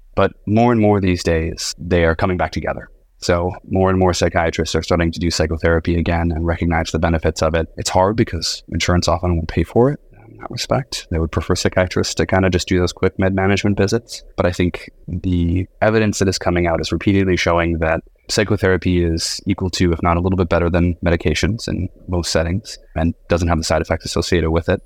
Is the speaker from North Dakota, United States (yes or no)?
yes; North Dakota, United States; grew up in North Dakota.